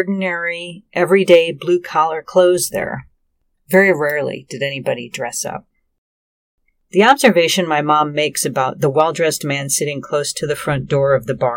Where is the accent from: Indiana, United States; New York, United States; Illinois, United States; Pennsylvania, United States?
Illinois, United States; Joliet; my hometown of Joliet